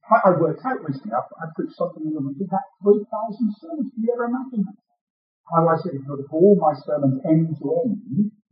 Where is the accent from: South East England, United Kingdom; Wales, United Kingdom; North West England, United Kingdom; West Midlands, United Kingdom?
West Midlands, United Kingdom; Birmingham; accent: Brummie; You've already picked up my accent with Brummy.